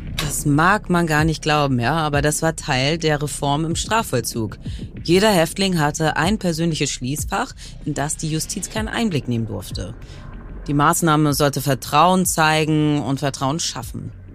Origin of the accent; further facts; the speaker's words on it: Hamburg, Germany; meiner Heimatstadt Hamburg